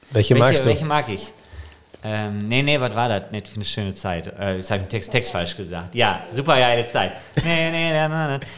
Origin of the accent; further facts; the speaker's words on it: Bonn, North Rhine-Westphalia, Germany; da sind wir in, sozusagen in meiner Heimat in Endenich